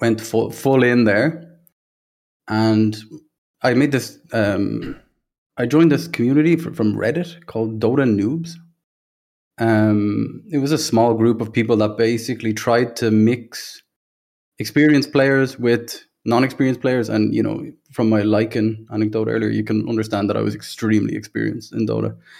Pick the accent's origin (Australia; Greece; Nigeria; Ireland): Ireland; Dublin, Leinster; from Ireland, uh, Dublin, grew up there